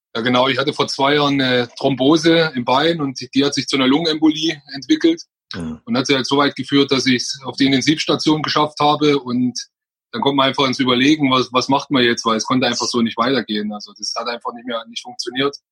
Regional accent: Freising, Bavaria, Germany; komme ich aus Oberbayern, aus Freising genau zu sein

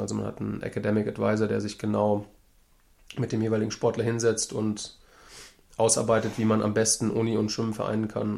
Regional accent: Langen, Hesse, Germany; also born or lived in Frankfurt am Main / Florida; ich bin bei meinen Eltern aufgewachsen in Langen. Das liegt zwischen Frankfurt und Darmstadt

